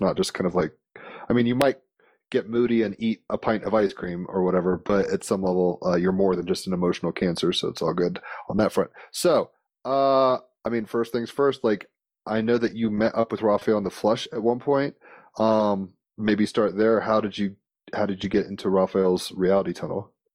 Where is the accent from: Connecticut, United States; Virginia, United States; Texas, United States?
Virginia, United States; Richmond; I used to grow up in Richmond, Virginia.